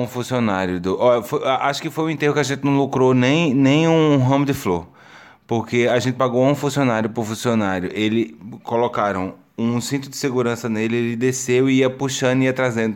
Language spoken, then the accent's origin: Portuguese; Brazil; now in Portugal; eu sou brasileiro